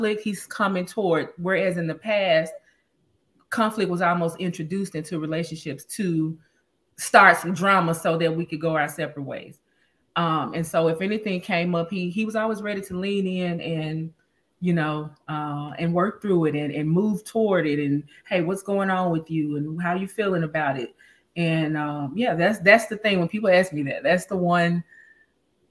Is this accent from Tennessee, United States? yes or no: yes; Memphis, Tennessee, United States; moved away as an adult; also born or lived in Dallas, Texas; now in Los Angeles, United States; I grew up, born and raised in Memphis